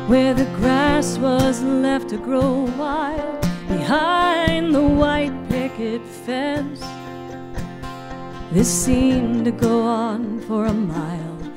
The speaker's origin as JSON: {"language": "English", "town": "Baltimore", "region": "Maryland", "country": "United States", "tie": "born there", "said": "I spent my childhood, I was born in Baltimore, and we lived, um, we had a cabin out in Deep Creek Lake, Maryland."}